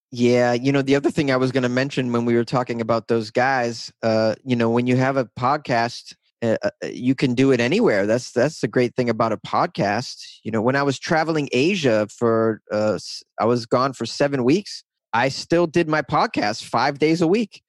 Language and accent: English; north of Boston, Massachusetts, United States; accent: Boston; the town I grew up in was a little bit north of Boston